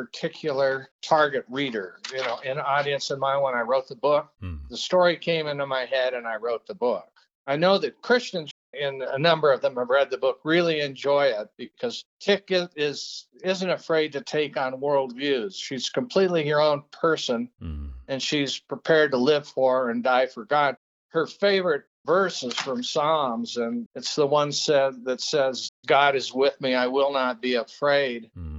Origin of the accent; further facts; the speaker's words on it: Peru; I grew up in Peru in a very isolated mining camp.